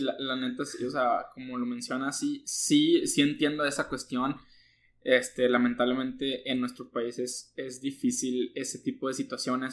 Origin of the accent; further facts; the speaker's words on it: Monclova, Coahuila, Mexico; now in Nuevo León, Mexico; soy de Monclova